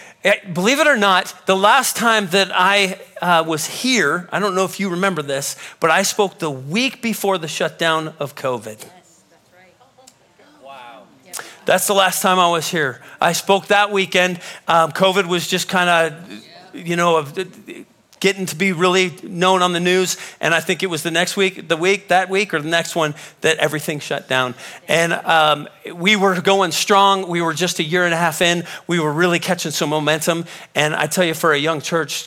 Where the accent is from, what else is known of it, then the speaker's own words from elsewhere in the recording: Woodland Park, Colorado, United States; I'm a Colorado native. I was born in Colorado Springs, grew up in a little town called Woodland Park, just 20 miles north of Colorado Springs